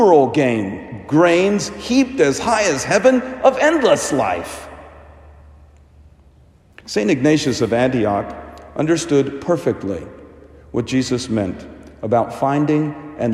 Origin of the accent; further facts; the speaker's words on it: India; moved away; In my home country of India, we traditionally try to connect birthdays with baptism